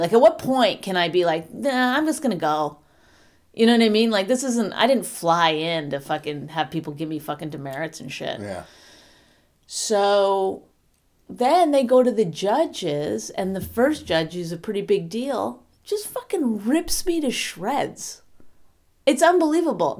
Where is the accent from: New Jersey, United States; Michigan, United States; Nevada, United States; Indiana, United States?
New Jersey, United States; I'm from New Jersey